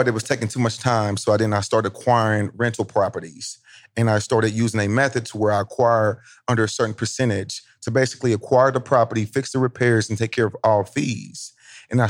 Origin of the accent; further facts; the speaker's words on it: Indianapolis, Indiana, United States; I'm from Indianapolis, Indiana